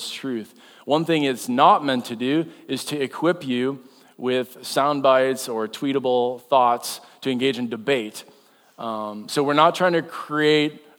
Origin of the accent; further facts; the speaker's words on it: North Dakota, United States; now in Iowa, United States; I'm from North Dakota, and so that means I heard there was a blizzard and me and my son went ice fishing. That's what you do in North Dakota